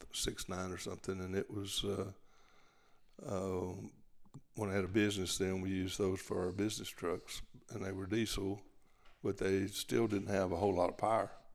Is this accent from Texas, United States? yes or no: yes; Gatesville, Texas, United States; I was born there. We, we actually lived, uh, in a little town called Rumley on the Lampasas River toward Lampasas